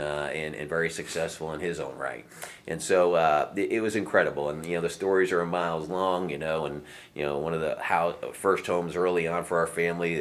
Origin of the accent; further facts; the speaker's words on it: New Jersey, United States; that was where I was born and raised in New Jersey